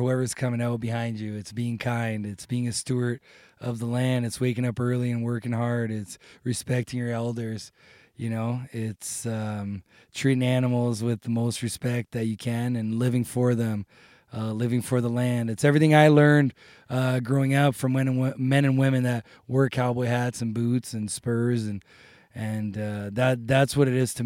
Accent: Brazil; also born or lived in Ontario; now in Calgary, Canada; I was born in Brazil

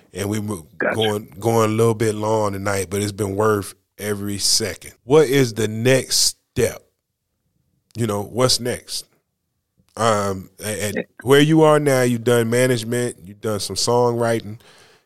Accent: North Carolina, United States; I'd be like, North Carolina

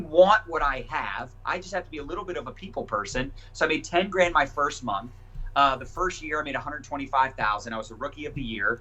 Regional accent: Annapolis, Maryland, United States; also born or lived in Howard County, Maryland / Denver; I grew up in Annapolis, Maryland, and still live in Maryland now

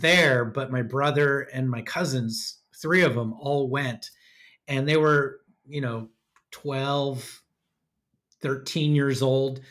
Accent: Sacramento, California, United States; also born or lived in North County, San Diego; now in San Diego, United States; I grew up in the flat heat of Sacramento.

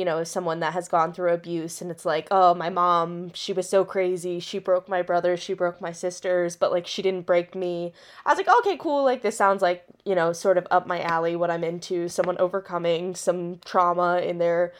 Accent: Maryland, United States; I'm from Maryland too

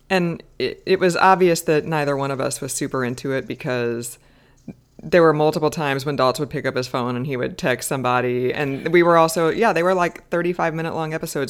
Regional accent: United States; I'm American

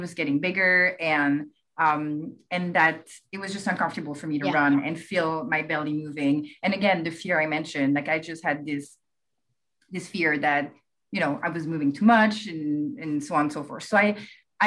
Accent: France; English is a second language; now in United States; I'm actually from France, as you can, I'm sure you can hear it

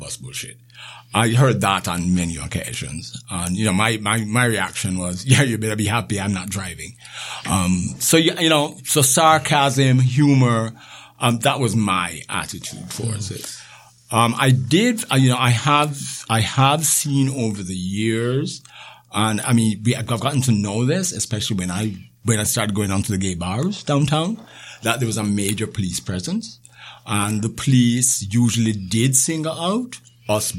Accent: Jamaica; also born or lived in Thornhill, Canada; now in Canada; Growing up in Jamaica

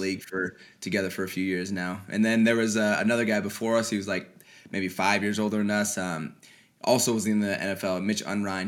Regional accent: Colorado, United States; moved away as an adult; I grew up on a, a small ranch out in Colorado

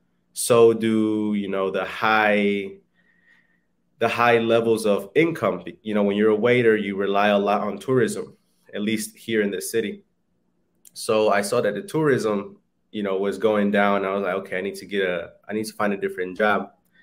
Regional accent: North Carolina, United States; English is a second language; moved away as an adult; now in Mexico; So I learned English in North Carolina, the United States. I studied there. I grew up there. I worked there. I made my friends. You know, I made friends there, and that's where I learned English. And then at the age of 20, I came back to Mexico

